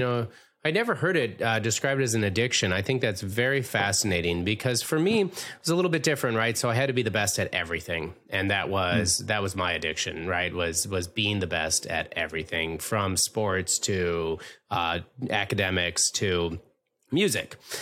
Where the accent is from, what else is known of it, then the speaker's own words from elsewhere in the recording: Minnesota, United States; David was born and raised in Minnesota, like myself